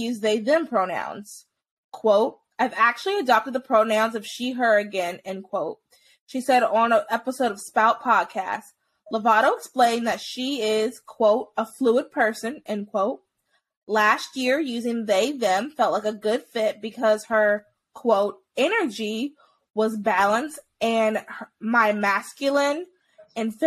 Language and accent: English; United States; as an American